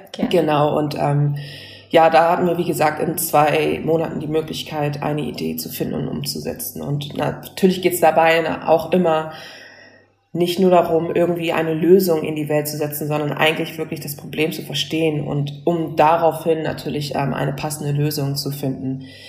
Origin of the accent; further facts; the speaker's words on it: Hamburg, Germany; moved away as an adult; now in Berlin, Germany; ich komme ja ursprünglich aus Hamburg